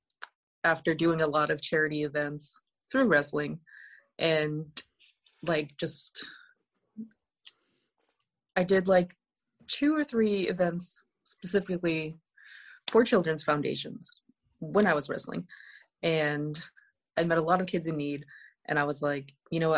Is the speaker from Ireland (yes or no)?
no; Canada; now in Connecticut, United States; I grew up in Canada